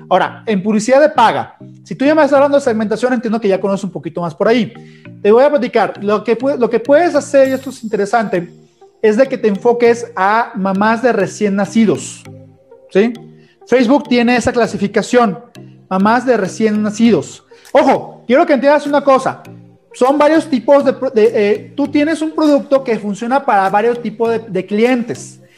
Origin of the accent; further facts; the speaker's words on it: Ecuador; Eh, de Ecuador.